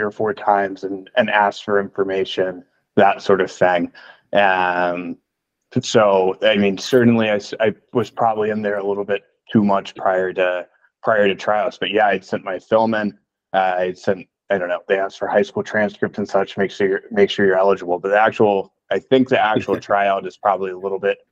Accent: Atlanta, Georgia, United States; moved away as an adult; I grew up in Atlanta, Georgia

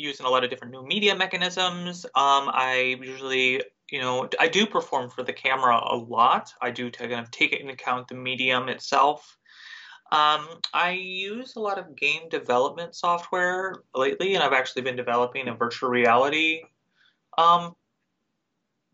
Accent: the South, United States; growing up in the South in the middle of nowhere

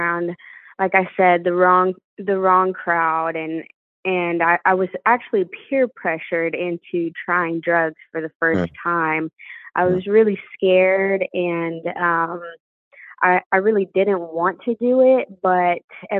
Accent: Cleburne, Texas, United States; In a small town called Cleburne, born and raised.

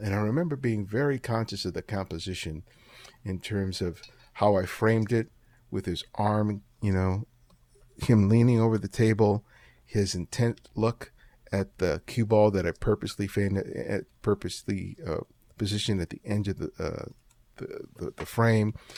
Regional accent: Los Angeles, California, United States; also born or lived in New York; I grew up, I was born in New York, but I grew up in Los Angeles.

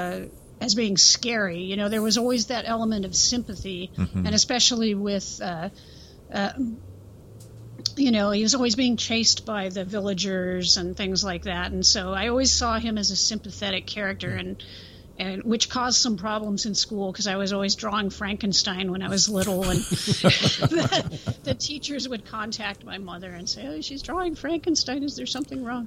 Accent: Central Coast, California, United States; born or raised there

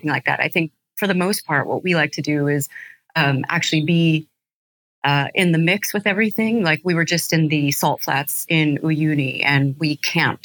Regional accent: Albuquerque, New Mexico, United States; I'm from Albuquerque, New Mexico

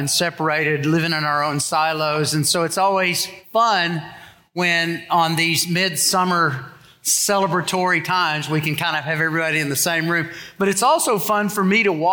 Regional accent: United States; I was born in America.

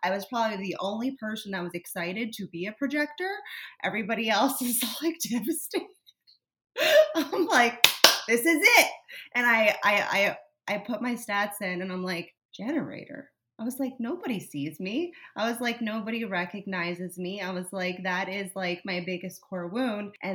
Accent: South Florida, United States; I grew up in South Florida

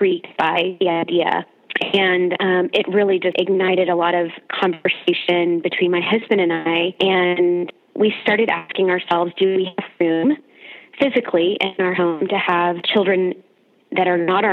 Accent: Houston, Texas, United States; moved away as an adult; now in Austin, United States; we are originally from Houston and currently living in Austin.

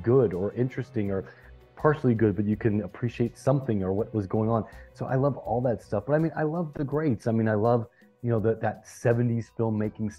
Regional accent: the South, United States; I'm from the South myself. I'm such a Southerner in deep South

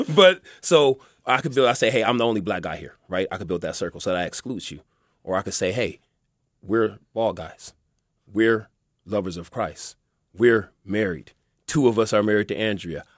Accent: Los Angeles, California, United States; also born or lived in Pomona; I grew up in, uh, Southwest, South Central, Baldwin Village

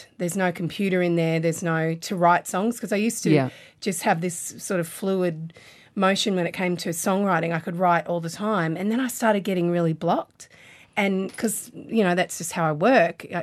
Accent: Queensland, Australia; I'm a Queenslander.

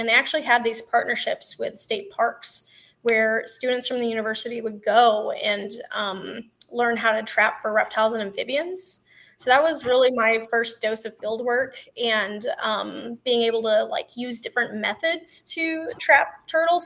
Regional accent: Texas, United States; I grew up on a ranch in Texas

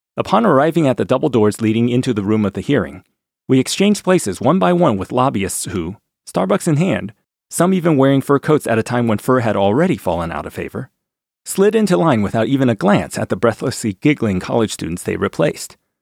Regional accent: D.C., District of Columbia, United States; Growing up near Washington, D C

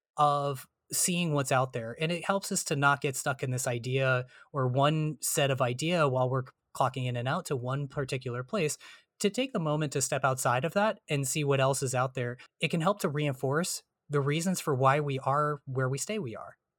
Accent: New Jersey, United States; I'm from New Jersey

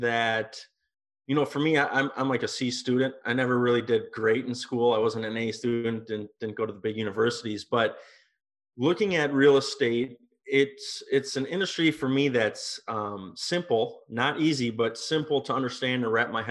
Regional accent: Minnesota, United States; moved away as an adult; also born or lived in Europe / Napa Valley, California; I'm from Minnesota, and right out of high school, I got involved in the wine industry.

